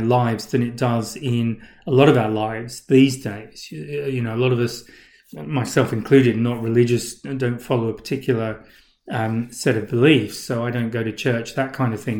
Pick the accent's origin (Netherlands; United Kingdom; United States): United Kingdom; England; where I grew up in England